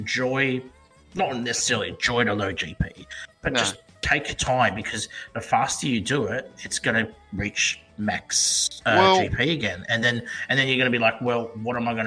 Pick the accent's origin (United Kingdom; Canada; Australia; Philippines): Australia; Perth, Western Australia; all the way from Perth, Western Australia, my hometown